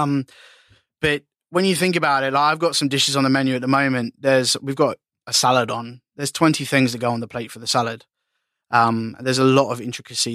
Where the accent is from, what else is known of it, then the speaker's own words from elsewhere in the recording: Australia; being Aussie